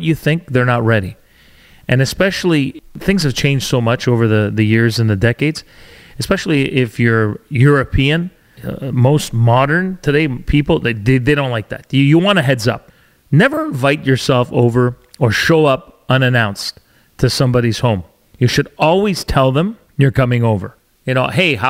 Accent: Canada; also born or lived in Alberta / Ontario / British Columbia; I'm a Canadian born to Italian parents

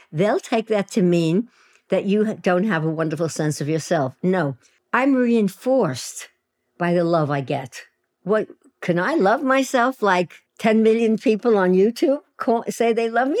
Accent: New York City, New York, United States; in Williamsburg, Brooklyn, which is now a very swanky, ge-, gentrified neighborhood. But when I was there, it was a low-income housing project where all immigrants lived, and my parents were immigrants, and that's where I lived, and that's where I grew up.

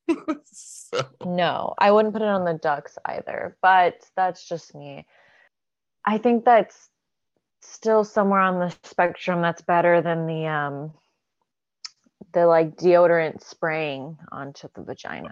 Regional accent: Alabama, United States; now in California, United States; I'm born in Alabama

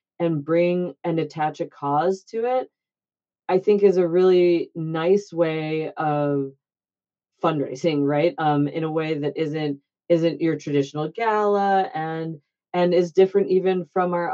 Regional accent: Michigan, United States; now in Boston, United States; I'm from Michigan, obviously, so is my brother, and my husband is as well.

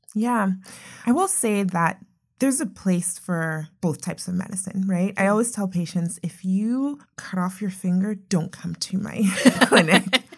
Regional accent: Nigeria; moved away; I'm originally from Nigeria

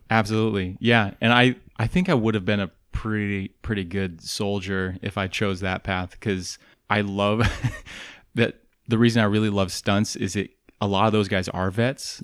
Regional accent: the Northwest, Pacific Northwest, United States; moved away; I'm from the Northwest.

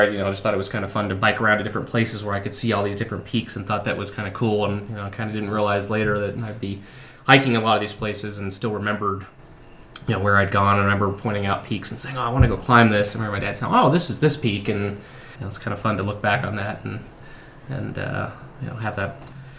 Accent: Colorado, United States; I was born and raised in Colorado

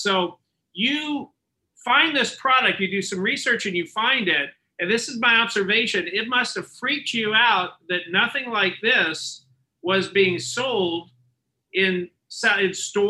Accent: California, United States; I was born and raised in California.

